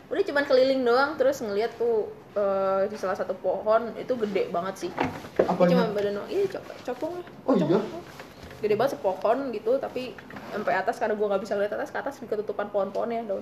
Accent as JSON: {"language": "Indonesian", "town": "Sragen", "region": "Central Java", "country": "Indonesia", "tie": "born or raised there", "said": "jauh di Seragen"}